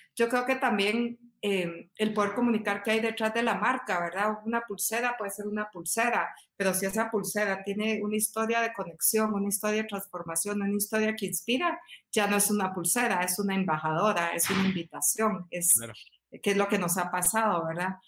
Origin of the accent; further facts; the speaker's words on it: Guatemala; como guatemaltecos